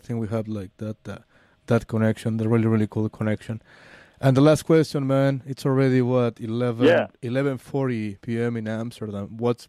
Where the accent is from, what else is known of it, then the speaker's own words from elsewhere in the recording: Mexico City, Mexico; I'm from Mexico City.